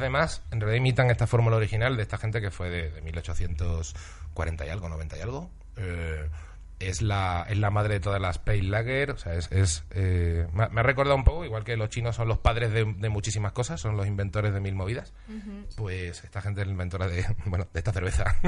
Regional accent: Seville, Andalusia, Spain; also born or lived in Huelva; Yo me crié en Sevilla, nací en Huelva

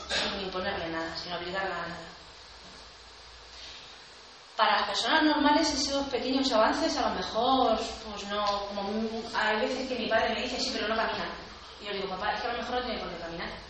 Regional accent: a village 30 km from Cáceres, Extremadura, Spain; desde Cáceres hasta, hasta mi pueblo de 30

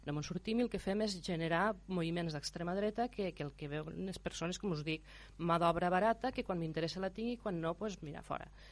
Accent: Terra Alta, Catalonia, Spain; jo sóc de la Terra Alta

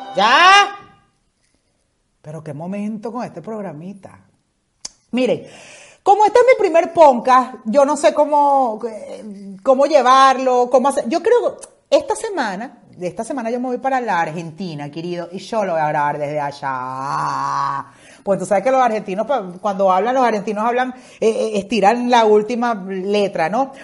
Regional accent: Maracaibo, Zulia, Venezuela; moved away as an adult; also born or lived in Caracas, Venezuela; now in Spain; yo soy maracucha que nací en Caracas

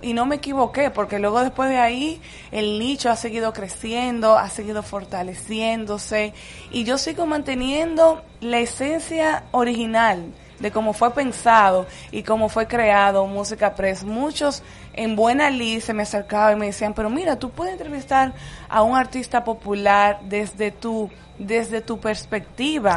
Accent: San Pedro de Macorís, Dominican Republic; moved away as an adult; also born or lived in Madrid; now in Santo Domingo, Dominican Republic; Yo soy Petro Macorizana, mm. serie 23. Llegué a Santo Domingo hace exactamente 16 años.

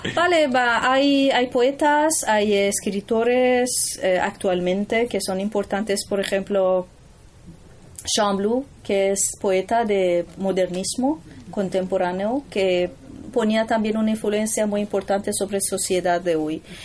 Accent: Tehran, Tehran Province, Iran; Spanish is a second language; moved away; yo soy de Teherán

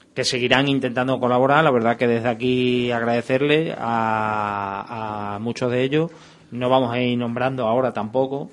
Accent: Badajoz, Extremadura, Spain; somos de aquí de Badajoz y somos pues antiguos jugadores del fútbol base de Badajoz

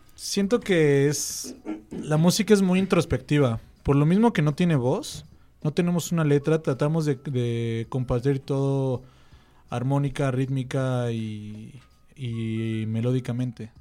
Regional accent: State of Mexico, Mexico; yo también soy del Estado

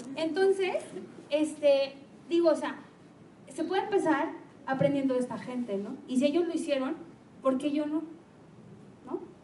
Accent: Guadalajara, Jalisco, Mexico; also born or lived in Lagos de Moreno; en Guadalajara tenemos la cultura de que como ya salimos del TEC o salimos de la vd o de la UDG

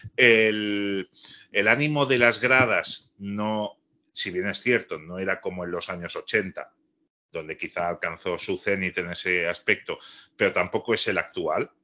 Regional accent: Catalonia, Spain; como catalán culé

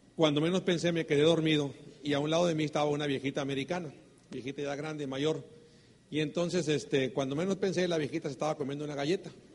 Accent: Sonora, Mexico; somos mexicanos, sonorense, vengo del norte del país

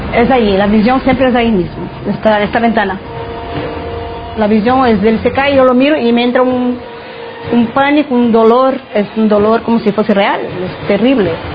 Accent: Zaragoza, Aragon, Spain; soy de Zaragoza, capital

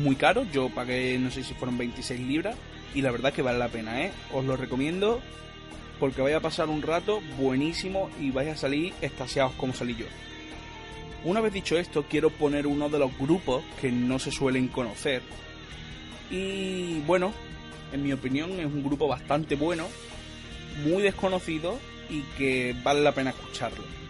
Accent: Andalusia, Spain; soy andaluz

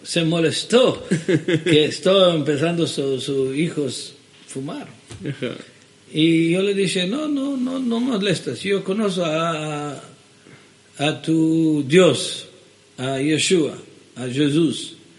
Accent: Jerusalem, Jerusalem District, Israel; Spanish is a second language; also born or lived in Sofia, Bulgaria; ahí crecí de, un, de edad de un año, fina hoy crecí en Jerusalén

